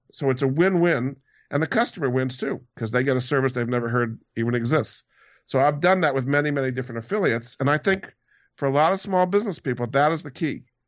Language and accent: English; Hyannis, Massachusetts, United States; also born or lived in Rhode Island; I grew up in Hyannis on Cape Cod, so I I was on the sailing team